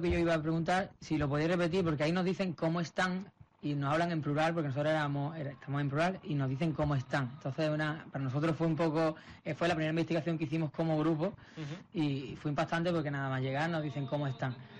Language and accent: Spanish; Málaga, Andalusia, Spain; nosotros somos amigos desde la infancia prácticamente, los cuatro de Málaga